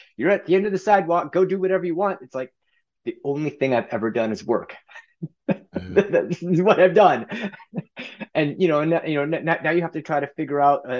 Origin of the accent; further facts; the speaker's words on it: Gresham, Oregon, United States; So if you go a little ways to the east of Portland, there's a suburb called Gresham. That's where I grew up